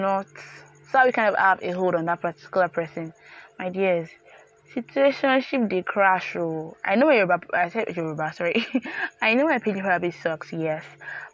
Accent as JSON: {"language": "English", "region": "Yorubaland", "country": "Nigeria", "tie": "born or raised there", "said": "I grew up in Yoruba land. I'm a proper Nigerian"}